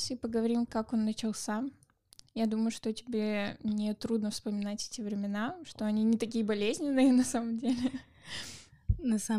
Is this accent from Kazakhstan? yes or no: yes; Kazakhstan; потому что я сама из Казахстана, и для меня было тяжело вот именно в одиннадцатом классе готовиться к истории России и обществу российскому